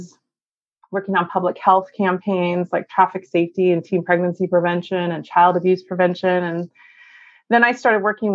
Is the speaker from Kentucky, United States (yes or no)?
no; Northern California, United States; I was born and raised in Northern California and was raised in a very small town